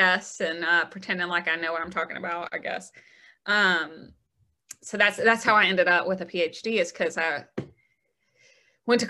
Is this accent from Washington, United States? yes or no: no; Gardendale, Alabama, United States; I'm from the Birmingham area. So I grew up in Gardendale, just north of town